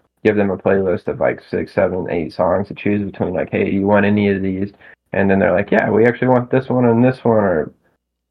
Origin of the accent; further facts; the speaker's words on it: Arkansas, United States; here in my home state